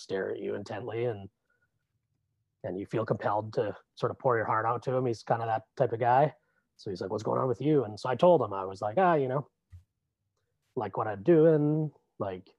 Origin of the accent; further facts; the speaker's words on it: Rossland, British Columbia, Canada; And I grew up in Rosslyn, British Columbia, Red Mountain